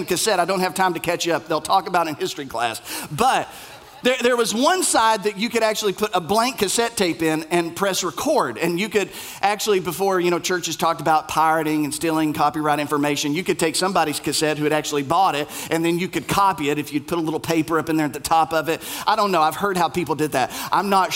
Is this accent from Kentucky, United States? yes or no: yes; Bell County, Kentucky, United States; moved away; I am from Bell County, KY